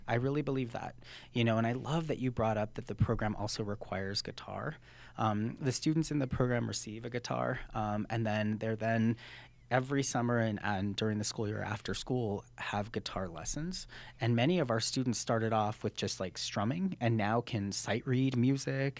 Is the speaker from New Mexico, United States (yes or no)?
yes; New Mexico, United States; I'm from New Mexico, born and raised